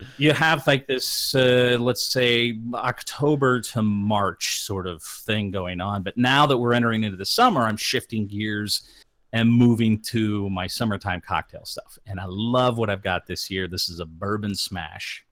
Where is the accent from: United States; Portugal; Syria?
United States; Midwest; growing up in the Midwest